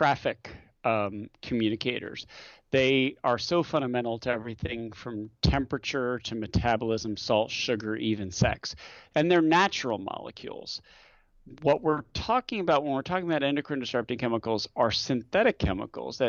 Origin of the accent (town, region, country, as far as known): United States